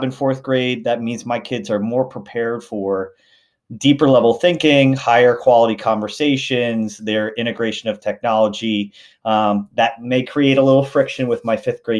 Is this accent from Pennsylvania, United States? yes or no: yes; outside of Philadelphia, Pennsylvania, United States; also born or lived in Lancaster County, Pennsylvania; I grew up right outside of Philadelphia